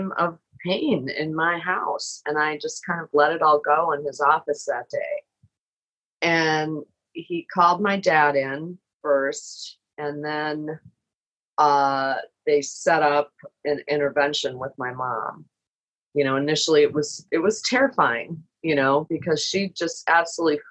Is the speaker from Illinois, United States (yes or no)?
no; Minneapolis, Minnesota, United States; moved away as an adult; also born or lived in Chicago; I had moved to Chicago to be with my husband. I'm from Minneapolis.